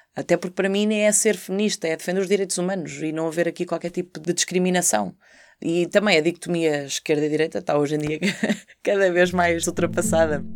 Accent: Portugal; na Marinha, ainda por cima na minha terra

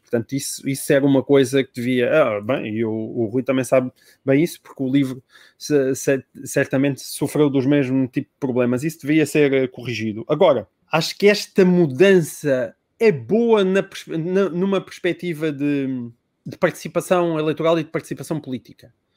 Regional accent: Portalegre District, Portugal; Eu sou de Porto Alegre

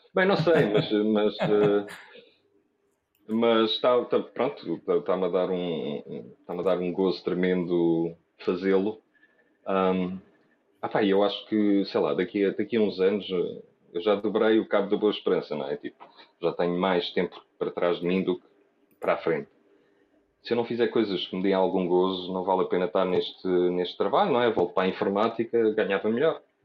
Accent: Portugal; sou português

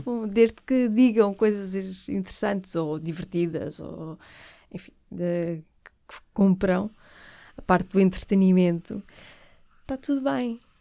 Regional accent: Porto, Norte, Portugal; eu sou do Porto

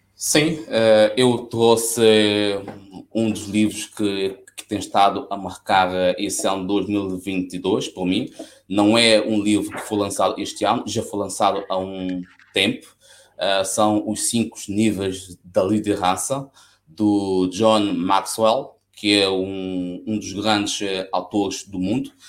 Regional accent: São Tomé & Príncipe; now in Coimbra, Portugal; São Tomé é a minha terra e certamente que se calhar um dia vou acabar mesmo por ah, regressar

